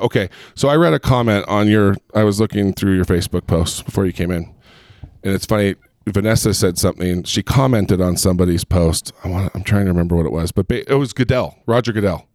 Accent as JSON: {"language": "English", "town": "Long Beach", "region": "California", "country": "United States", "tie": "born or raised there", "also_born_or_lived": "Chicago, Illinois", "moved": "yes", "lives_now": "Utah, United States", "said": "I grew up in Southern Cal, I, I grew up in Long Beach and in Huntington Beach."}